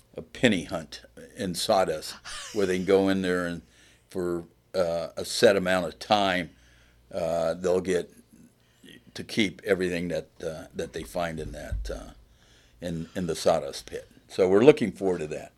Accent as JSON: {"language": "English", "town": "Plymouth", "region": "Indiana", "country": "United States", "said": "I am from Plymouth"}